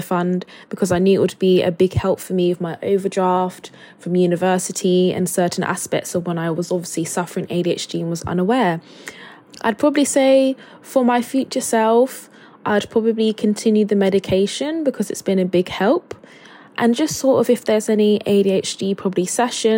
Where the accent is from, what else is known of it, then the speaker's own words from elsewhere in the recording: Luton, East of England, United Kingdom; now in Manchester, United Kingdom; I live in Manchester, but I grew up in Luton in Bedfordshire